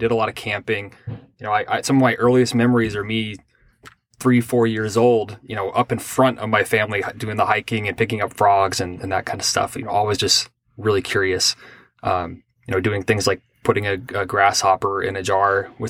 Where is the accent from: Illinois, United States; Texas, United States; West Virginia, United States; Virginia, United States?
Texas, United States; Pasadena; also born or lived in Ohio / Minnesota / Kentucky; so I was born in Ohio. My family moved to Texas. There was a period where we moved to Minnesota and then to Kentucky and then back down to Texas. We were kind of all over the place.